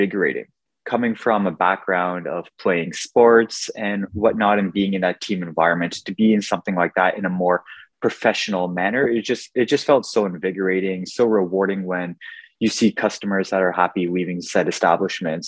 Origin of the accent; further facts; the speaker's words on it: Ottawa, Ontario, Canada; I'm born and raised in Ottawa